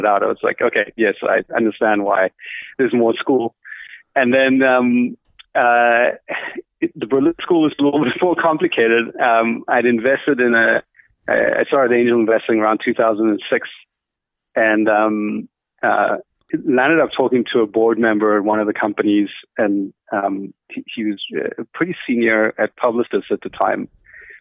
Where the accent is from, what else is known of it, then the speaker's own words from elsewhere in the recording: Cape Town, Western Cape, South Africa; moved away as an adult; also born or lived in United States; I was born in Cape Town.